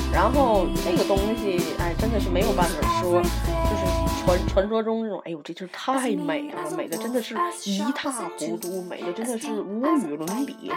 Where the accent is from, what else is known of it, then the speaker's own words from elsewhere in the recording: Tianjin, China; accent: Tianjin dialect; 我就是个天津人。